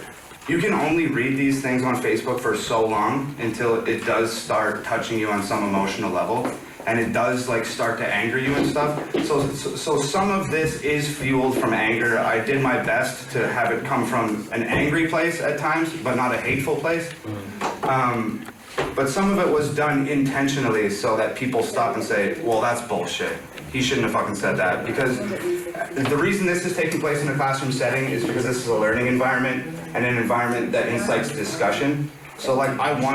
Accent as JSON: {"language": "English", "country": "Canada", "moved": "yes", "lives_now": "United States", "said": "I'm Canadian, okay? So the social climate in Canada, in terms of, like, race relations and that type of thing, is completely different than it is here in America."}